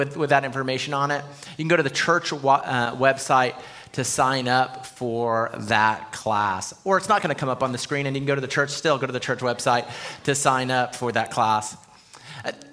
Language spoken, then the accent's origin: English; El Paso, Texas, United States; now in Round Rock, United States; growing up in El Paso